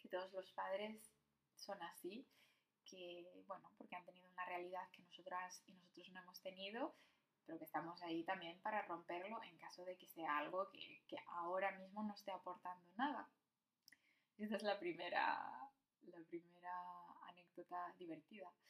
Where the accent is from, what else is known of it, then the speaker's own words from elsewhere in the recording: Morocco; Y, y nuestro blog, bueno, nuestro edificio, pues somos los únicos marroquíes.